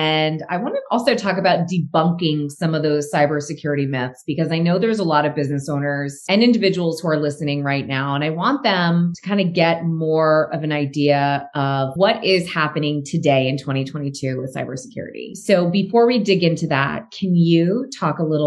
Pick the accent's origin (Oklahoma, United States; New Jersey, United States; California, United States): New Jersey, United States; I'm from New Jersey. We move fast